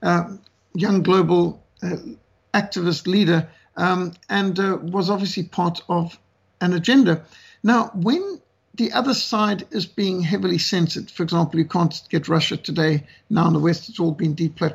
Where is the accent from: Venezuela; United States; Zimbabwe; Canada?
Zimbabwe; I was brought up in Rhodesia, a country at war